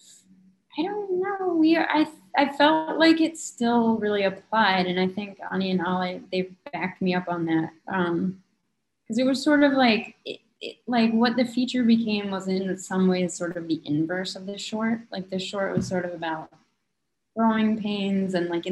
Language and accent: English; Minnesota, United States; I'm from Minnesota